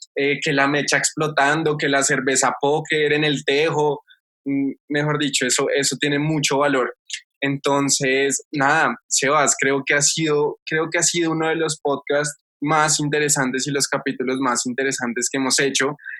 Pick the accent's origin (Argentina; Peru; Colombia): Colombia